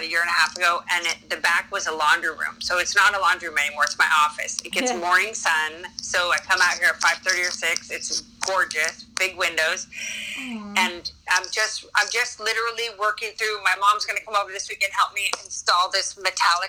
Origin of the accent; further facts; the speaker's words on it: United States; as an American teacher